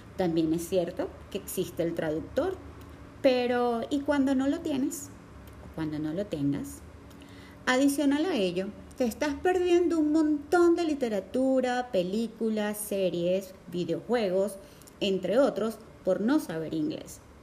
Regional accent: Venezuela; aquí en Venezuela, en donde el inglés no es nuestra lengua materna

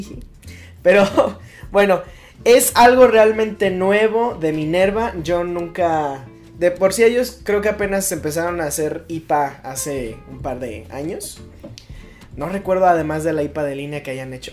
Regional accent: Mexico; a mí como mexicano

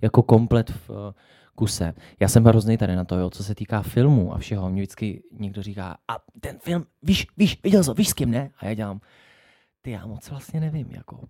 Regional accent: Jihlava, Vysočina Region, Czechia; u nás v Kulturáku v Jihlavě

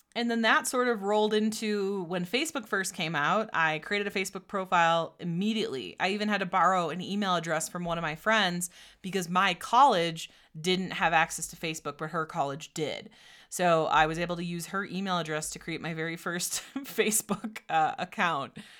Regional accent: Door County, Wisconsin, United States; also born or lived in Menomonie, Wisconsin; I grew up in Door County, Wisconsin

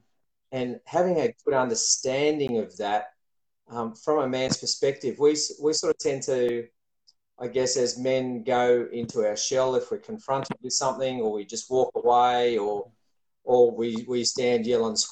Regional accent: Sydney, New South Wales, Australia; moved away as an adult; also born or lived in Bowral; now in Wollongong, Australia; I grew up in Sydney, and we moved down to Wollongong not long after our first child was born.

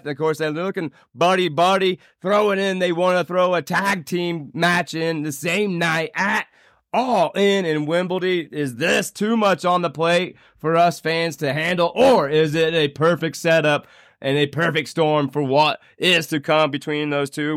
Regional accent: Indiana, United States; now in Fort Collins, United States; my home state. It's the capital. How about Indianapolis, Indiana

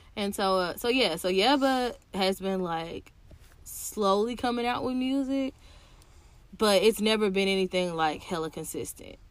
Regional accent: Tennessee, United States; I'm from Tennessee

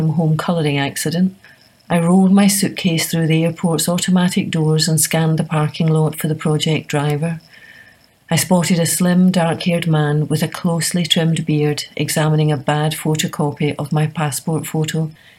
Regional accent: San Jose, California, United States; President Clinton was visiting my hometown in San Jose, California, as part of his re-election campaign.

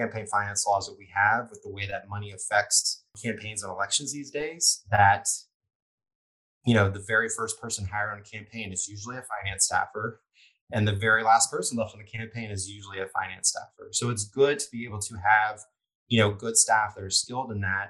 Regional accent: Lafayette, Louisiana, United States; I'm from Lafayette

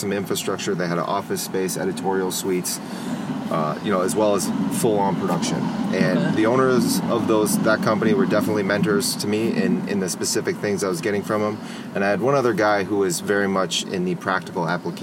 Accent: Minnesota, United States; moved away as an adult; now in Phoenix, United States; I'm originally from Minnesota. I graduated high school in 2000. Came out to Arizona State University.

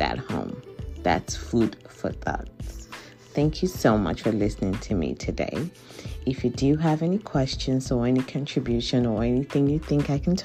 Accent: Nigeria; moved away; I am from Nigeria originally.

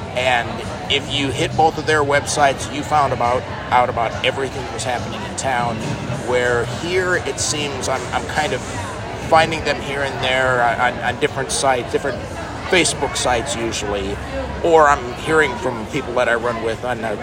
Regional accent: Shreveport, Louisiana, United States; now in Omaha, United States; I came from Shreveport, Louisiana, and in Shreveport, it's they're very heavy 5K, 5K, 5K.

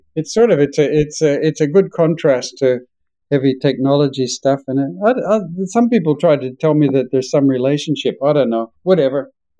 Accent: Australia; accent: Australian; now in United States; having been here in the United States for 30 years, I'm losing my Australian accent, and I'm trying to get it back again

